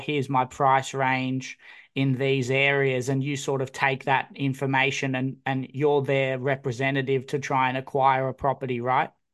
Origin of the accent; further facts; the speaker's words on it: Newcastle, New South Wales, Australia; I grew up in Newcastle